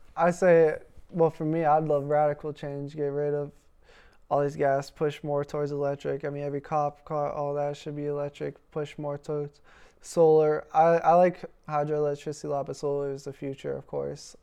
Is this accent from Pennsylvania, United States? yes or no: yes; Pittsburgh, Pennsylvania, United States; accent: Pittsburgh; moved away as an adult; now in Wisconsin, United States; we were born and raised in Pennsylvania